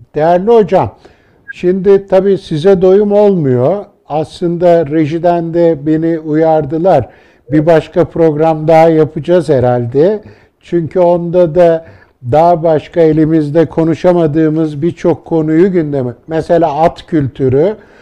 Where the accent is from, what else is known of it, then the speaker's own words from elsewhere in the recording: Turkey; memleketim Hende'ye